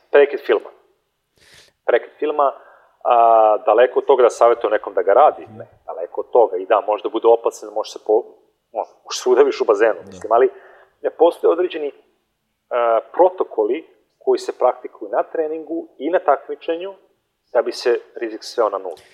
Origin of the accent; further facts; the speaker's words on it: Montenegro; kod nas u Crnoj Gori